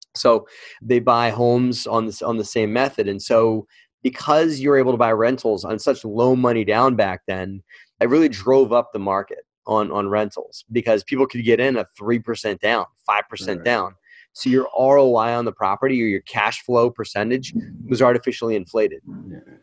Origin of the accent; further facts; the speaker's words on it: New Jersey, United States; moved away; the town I lived in, I used to live in, in South Jersey, and I drove past this house all the time. It was just it was one dilapidated house in my hometown